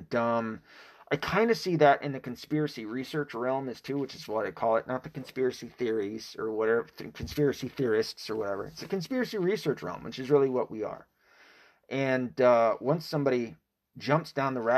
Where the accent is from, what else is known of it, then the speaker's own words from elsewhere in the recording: Tennessee, United States; I was raised in Tennessee. So I was raised in the Bible Belt, half raised, I should say.